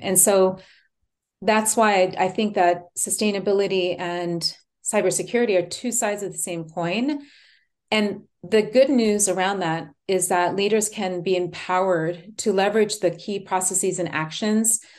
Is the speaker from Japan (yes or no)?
yes; Japan; now in Texas, United States; I'm, um, born and raised in Japan.